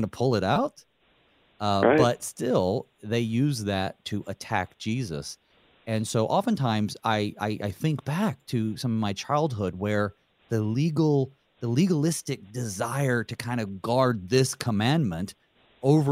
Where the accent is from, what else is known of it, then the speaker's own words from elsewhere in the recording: the South, United States; I grew up down south and we had the blue laws too